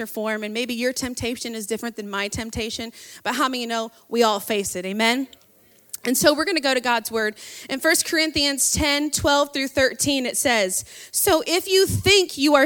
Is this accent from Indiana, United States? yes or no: yes; South Bend, Indiana, United States; moved away; I'm from South Bend, so go Irish. That's where my hometown is at.